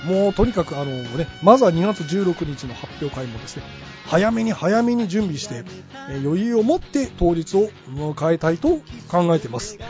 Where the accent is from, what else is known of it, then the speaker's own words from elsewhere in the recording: Kumamoto, Japan; moved away; はい私熊本なんですけどね、はい、熊本のジャイアンツファンです